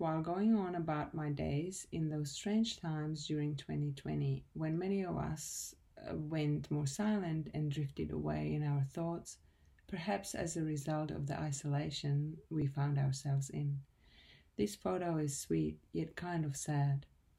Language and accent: English; Czechia; moved away as an adult; now in Australia; I'm from the Czech Republic, but I have been living in Australia for the past 6 years and I'm a photographer.